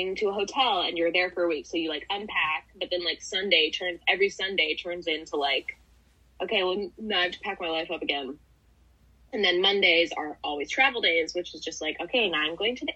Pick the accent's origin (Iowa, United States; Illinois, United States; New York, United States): Illinois, United States; Chicago; I grew up in Chicago.